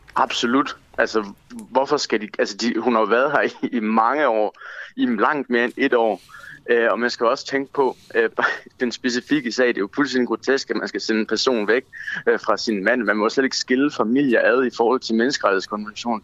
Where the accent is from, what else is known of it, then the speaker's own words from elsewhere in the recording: Denmark; jeg er EU-borger, fordi jeg er født og opvokset i Danmark, dansk statsborger